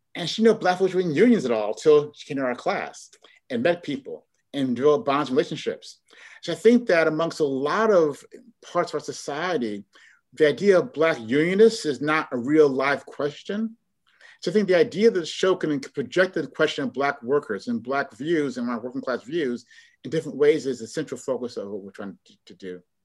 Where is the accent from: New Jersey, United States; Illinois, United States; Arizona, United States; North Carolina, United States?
Illinois, United States; Chicago; moved away as an adult; also born or lived in Cambridge, Massachusetts; now in Oakland, United States; I'm from Chicago, born and raised